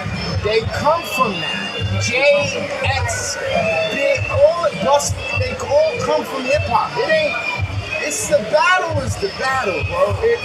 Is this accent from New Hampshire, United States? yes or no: no; New York City, New York, United States; I'm from Harlem.